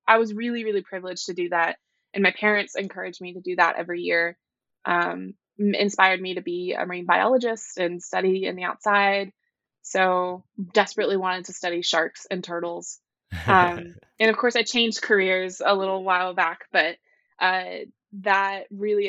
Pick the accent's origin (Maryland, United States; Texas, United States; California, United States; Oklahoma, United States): Texas, United States; Highland Village; now in North Carolina, United States; I grew up in a very small town in North Texas called Highland Village